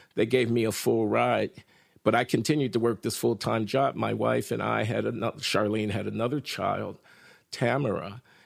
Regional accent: Chicago, Illinois, United States; moved away as an adult; also born or lived in Ann Arbor, Michigan; I'm from Chicago, from the South Side, from a working class black family

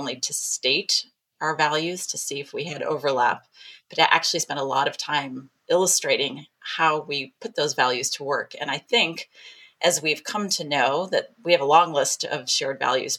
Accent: Midwest, United States; we're both from the Midwest

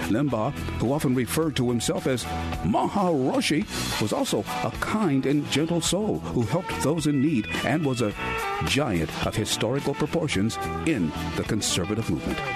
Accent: Cleveland, Ohio, United States; as a little boy growing up in Cleveland, the first radio personality to inspire me was the great Paul Harvey.

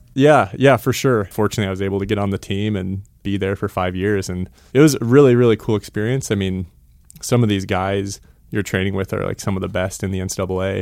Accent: Missoula, Montana, United States; also born or lived in Boulder, Colorado; I grew up, uh, right here in Missoula, Montana.

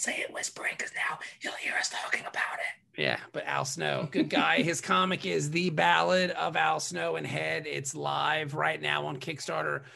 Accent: Norfolk, Virginia, United States; I grew up in Norfolk, Virginia

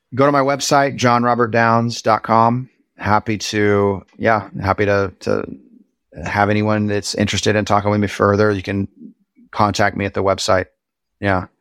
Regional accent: Springfield, Missouri, United States; I grew up in Springfield, Missouri

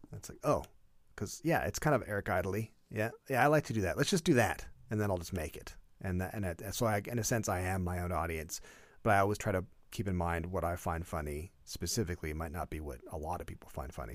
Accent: Canada; as a Canadian

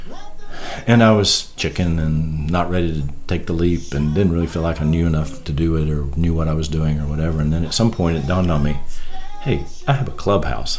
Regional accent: Wilkesboro, North Carolina, United States; growing up in Wilkes County

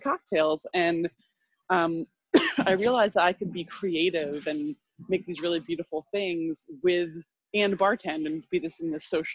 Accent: Vermont, United States; moved away as an adult; also born or lived in Guatemala; I grew up in Vermont

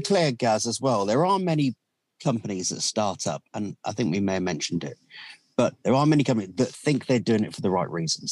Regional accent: Aldershot, South East England, United Kingdom; I was from Aldershot at the time. I was my parents were living in Aldershot

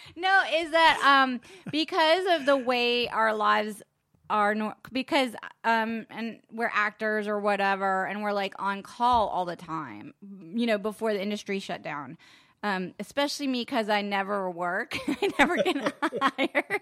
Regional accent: Charleston, South Carolina, United States; moved away; I grew up in Charleston.

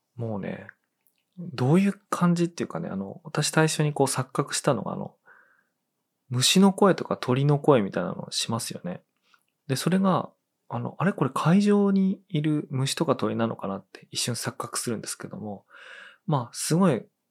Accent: Tono, Iwate, Japan; 東野の出身だと

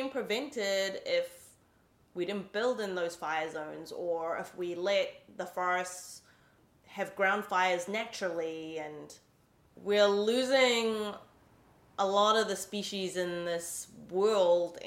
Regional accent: New Zealand; now in San Francisco, United States; I'm from New Zealand, so we always grew up with like an amazing connection to the environment

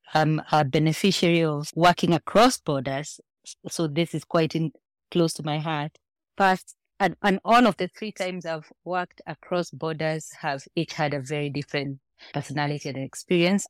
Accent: Kenya; moved away as an adult; now in Nigeria; I am Kenyan, but consider myself probably half Nigerian, given how well assimilated I have been in Nigeria

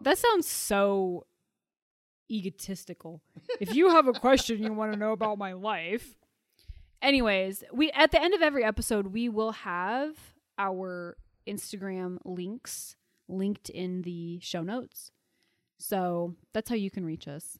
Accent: Puyallup, Washington, United States; I came from the town of Puyallup, Washington

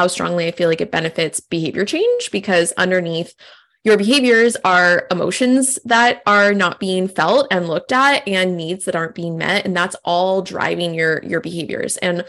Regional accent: California, United States; I think I'm originally from California, and like this style of breath work, these classes are like everywhere. And like now I'm on the East Coast

